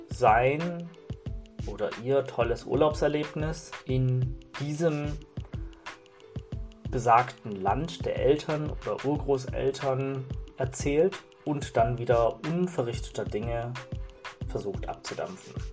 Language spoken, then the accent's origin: German; Germany; also ich bin zum Beispiel in Deutschland geboren und aufgewachsen und ich habe mich lange als Deutsch gesehen und ich sehe mich auch irgendwo als Deutsch